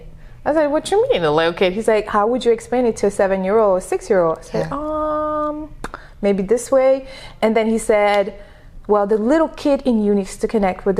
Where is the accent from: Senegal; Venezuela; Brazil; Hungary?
Senegal; first language French; English is a second language; moved away as an adult; now in United States; But I was born and raised in Senegal, which is a small country in Africa. And Senegal was colonized by France. That's why the first language is French.